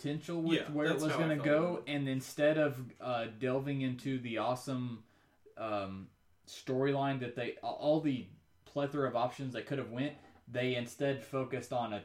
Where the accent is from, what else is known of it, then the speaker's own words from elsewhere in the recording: Kentucky, United States; I'm from Kentucky